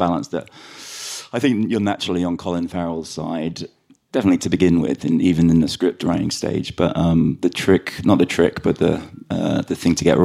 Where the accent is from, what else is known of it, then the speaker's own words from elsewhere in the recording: London, United Kingdom; accent: London Irish; also born or lived in Sligo, Ireland; we grew up in London